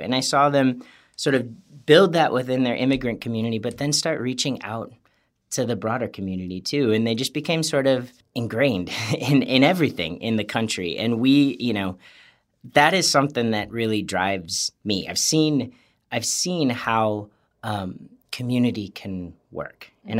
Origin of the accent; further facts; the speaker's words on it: New Berlin, Wisconsin, United States; I grew up in near Waukesha, Wisconsin, a place called New Berlin, and grew up very happy there.